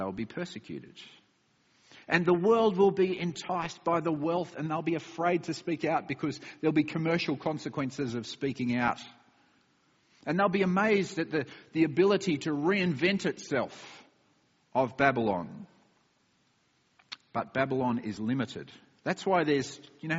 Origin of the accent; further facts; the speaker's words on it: Australia; moved away; my home country of Australia